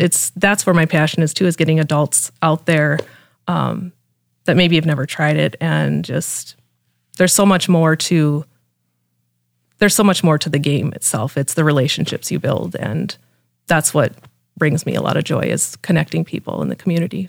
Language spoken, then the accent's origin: English; Mitchell, South Dakota, United States; moved away as an adult; now in Brandon, United States; I grew up in Mitchell and, um, lived in Brandon now for six